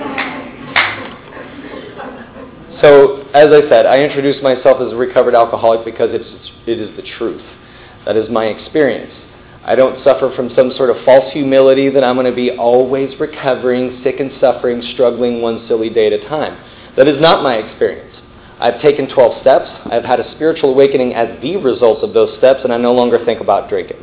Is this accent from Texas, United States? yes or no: yes; Midland, Texas, United States; also born or lived in New York; now in Dallas, United States; I grew up in Midland, Texas. right? Way West Texas